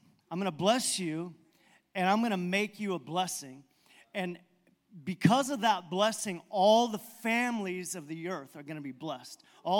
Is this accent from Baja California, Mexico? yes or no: yes; Baja California, Mexico; I told you that I grew up in Mexico, missionary kid, and my parents, actually, my grandparents went down to Baja, Mexico, then my parents in the 50s.